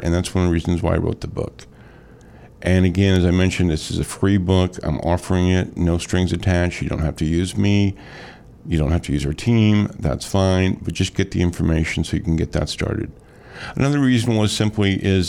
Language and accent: English; Metro East, Illinois, United States; also born or lived in Shiloh, Illinois; Born and raised in Metro East